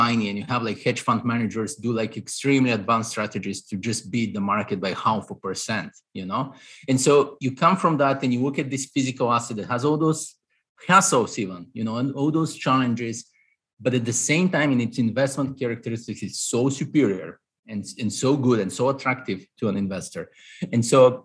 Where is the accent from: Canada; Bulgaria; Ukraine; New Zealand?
Bulgaria; moved away as an adult; now in New York, United States; I'm Eastern European, Bulgarian originally. So I grew up in Eastern Europe. I came to the US at 22 for my master's